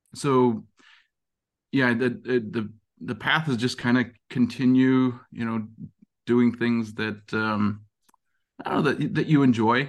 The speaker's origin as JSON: {"language": "English", "region": "Montana", "country": "United States", "tie": "born or raised there", "moved": "yes", "said": "I grew up in Montana"}